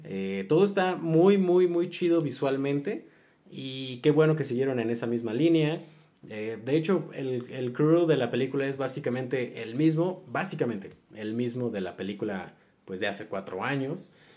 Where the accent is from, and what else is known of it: Mexico